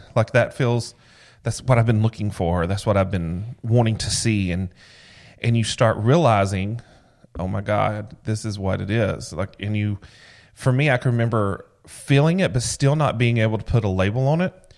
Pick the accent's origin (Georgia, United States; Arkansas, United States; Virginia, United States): Georgia, United States; growing up in Georgia